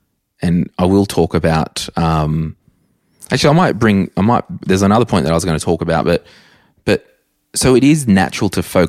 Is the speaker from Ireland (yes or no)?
no; Berkeley Vale, New South Wales, Australia; growing up in Berkeley Vale, if I earned $100,000, yeah. that's awesome.